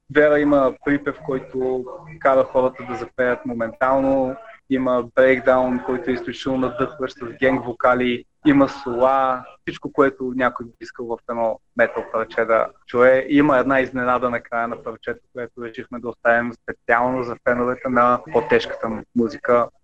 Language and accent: Bulgarian; Bulgaria; ние сме българи